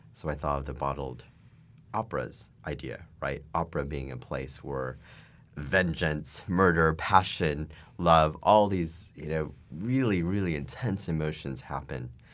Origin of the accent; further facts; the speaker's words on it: United States; As an American